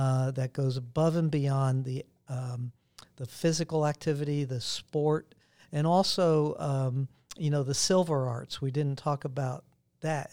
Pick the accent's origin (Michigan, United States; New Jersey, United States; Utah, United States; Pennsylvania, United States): Pennsylvania, United States; Pittsburgh; moved away; Pittsburgh is a hometown, my hometown